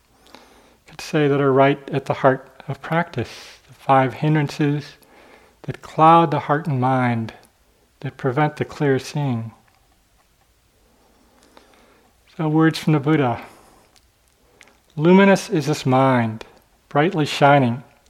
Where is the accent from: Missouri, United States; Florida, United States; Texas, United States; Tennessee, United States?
Missouri, United States; St. Louis; I grew up in St. Louis, right by the Mississippi River